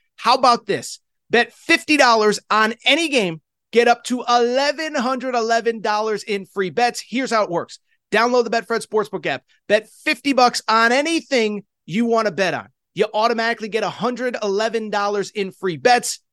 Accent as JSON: {"language": "English", "region": "Connecticut", "country": "United States", "tie": "born or raised there", "also_born_or_lived": "Pac-12 region (western US)", "moved": "yes", "said": "I grew up in Connecticut, but I live in Pac twelve country"}